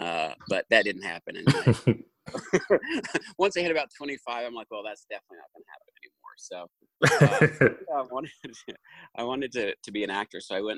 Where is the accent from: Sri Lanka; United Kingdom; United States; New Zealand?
United States; Jackson, Kentucky; I grew up in Eastern Kentucky